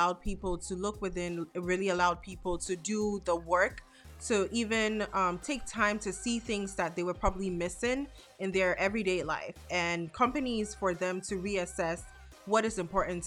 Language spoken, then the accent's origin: English; Ghana; now in United States; I'm a young Black girl born and raised in Ghana, West Africa, with a degree in plastics engineering